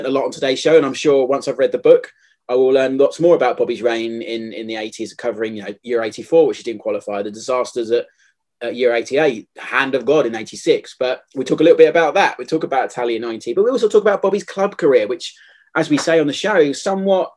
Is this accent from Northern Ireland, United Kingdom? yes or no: no; London, United Kingdom; I grew up in Southeast London